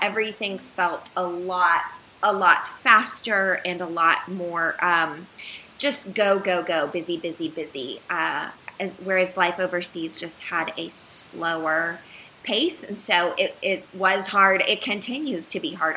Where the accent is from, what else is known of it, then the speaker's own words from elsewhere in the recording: United States; moved away as an adult; also born or lived in Uganda; moving back here, while it was essentially coming back to my home country